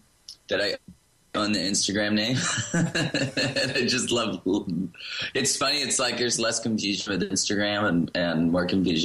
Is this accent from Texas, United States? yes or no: yes; Austin, Texas, United States; also born or lived in California; I grew up actually in Austin.